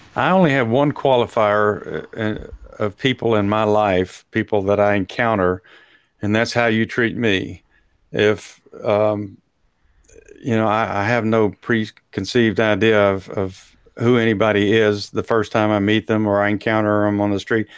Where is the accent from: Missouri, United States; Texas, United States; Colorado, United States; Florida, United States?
Texas, United States; I'm from Texas